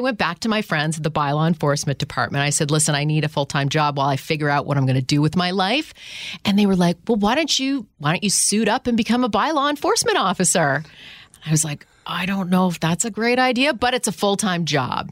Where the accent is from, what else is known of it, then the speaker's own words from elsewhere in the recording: Ottawa, Ontario, Canada; moved away as an adult; also born or lived in Toronto, Ontario, Canada / Houston, Texas; I grew up in Ottawa. I moved to Houston, Texas in two thousand